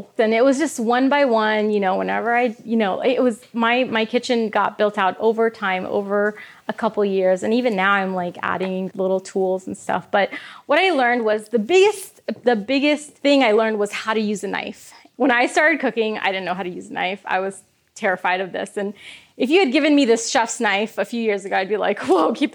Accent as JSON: {"language": "English", "region": "Kansas", "country": "United States", "tie": "born or raised there", "said": "I grew up in Kansas and there were no vegetarian options there"}